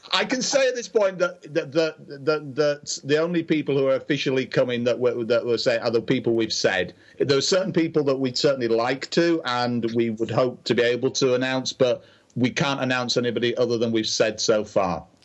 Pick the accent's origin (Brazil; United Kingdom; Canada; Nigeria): United Kingdom; England; I'm from England.